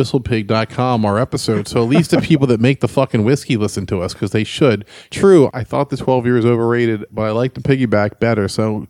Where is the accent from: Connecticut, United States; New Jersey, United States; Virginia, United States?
New Jersey, United States; I'm from Jersey.